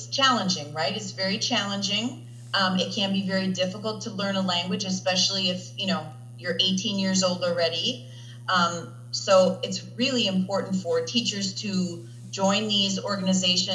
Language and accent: English; suburbs of Milwaukee, Wisconsin, United States; also born or lived in Aix-en-Provence, France; now in Indiana, United States; I am originally from Wisconsin, from the suburbs of Milwaukee.